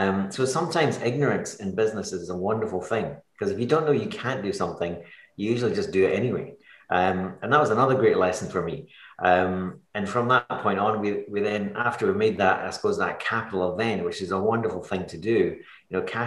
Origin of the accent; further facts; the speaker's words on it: Edinburgh, Scotland, United Kingdom; moved away as an adult; now in Kilmacolm, United Kingdom; I grew up in Edinburgh